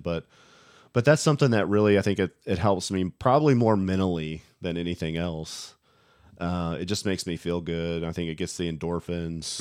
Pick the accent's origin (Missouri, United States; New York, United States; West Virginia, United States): West Virginia, United States; a boy growing up in West Virginia.